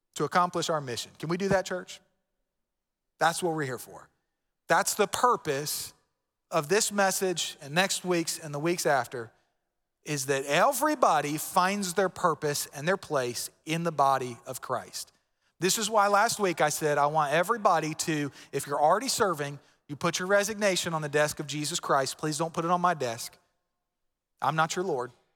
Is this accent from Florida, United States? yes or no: yes; Florida, United States; moved away; I'm from Florida